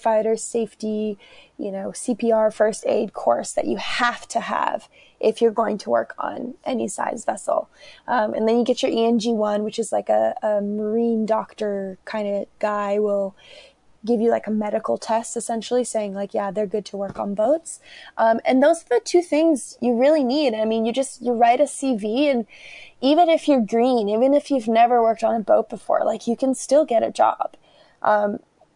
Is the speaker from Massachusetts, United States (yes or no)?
no; Burlington, Vermont, United States; also born or lived in Georgia; We moved from the Republic of Georgia to Vermont. And Burlington, Vermont is where I grew up.